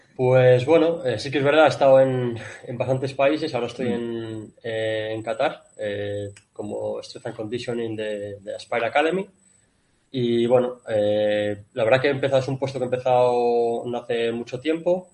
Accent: Spain; moved away as an adult; also born or lived in Kuwait; yo soy el único español

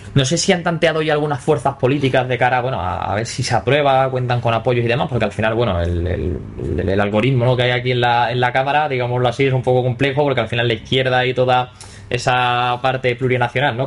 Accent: Villaviciosa, Spain; hablábamos de Villaviciosa, de mi pueblo

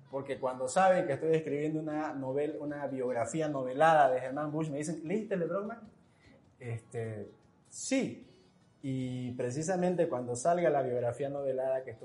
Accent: Santa Cruz, Bolivia; Es decir, como cruceños, como orientales, ah, nos hemos acostumbrado y hemos aceptado eh, que la historia oficial siempre viene desde la altura

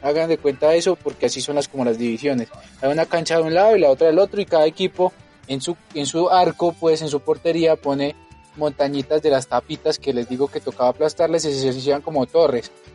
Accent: Colombia; born or raised there; now in Mexico

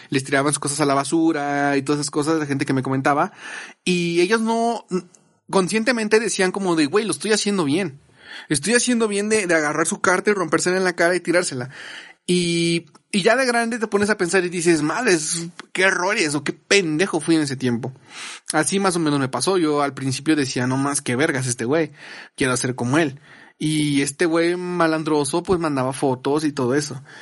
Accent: Nuevo León, Mexico; accent: regio; Unos compas, ando, ando bien, ando bien regio, ¿no? He andado muy, como que mi acento se, suba sube así, güey

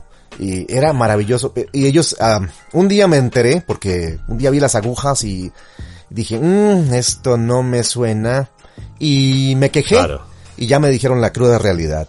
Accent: Costa Rica; also born or lived in Chile; en Costa Rica es donde tenemos un acento

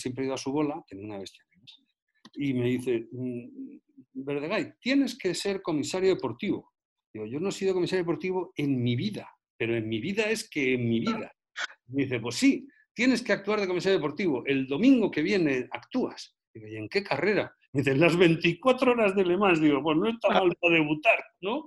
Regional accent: Spain; also born or lived in Madrid; los españoles

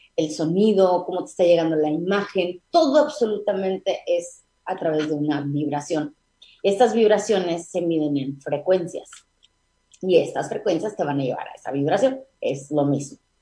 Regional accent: Mexico; also born or lived in Tijuana; nuestra cultura como mexicanos

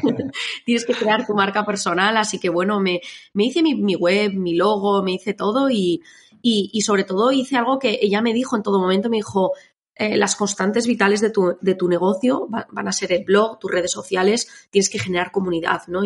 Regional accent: Navarre, Spain; now in Biscay, Spain; me mudé, soy de Navarra, me vine a vivir aquí

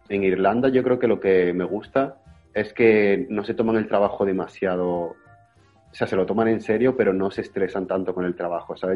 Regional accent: Jaén, Andalusia, Spain; moved away as an adult; also born or lived in Málaga / Salamanca / Madrid / England; now in Cork, Ireland; soy de Jaén, de, de Jaén Capital, pero me fui a estudiar fuera a Málaga con 18 años

